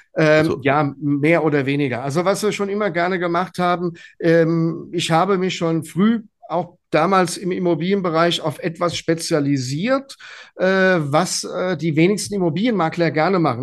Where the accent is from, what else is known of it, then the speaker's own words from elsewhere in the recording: a village near Gelnhausen, Hesse, Germany; also born or lived in Frankfurt; sind die dann auf ein kleines Dorf gezogen in der Nähe von Gelnhausen. Da musste ich natürlich mit, ja, und habe also auch hier meine äh, meine schulische ähm, meine, meine Schule beendet